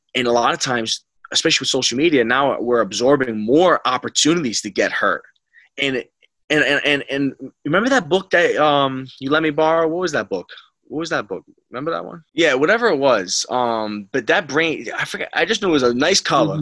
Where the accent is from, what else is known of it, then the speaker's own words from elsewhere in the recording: Rhode Island, United States; moved away as an adult; also born or lived in New Rochelle, New York; I came from Rhode Island, it was just a big adjustment going to New Rochelle